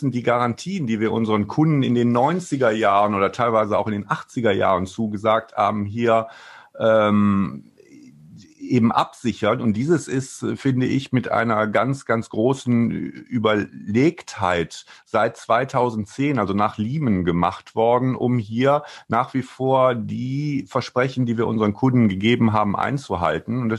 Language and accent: German; Wuppertal, North Rhine-Westphalia, Germany; also born or lived in Wiesbaden; ich bin ja gebürtiger Rheinländer aus Wuppertal und bin dann äh, nach Wiesbaden gezogen